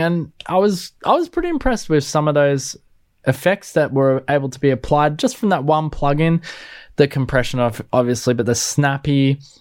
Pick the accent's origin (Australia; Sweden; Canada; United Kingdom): Australia; me being an Aussie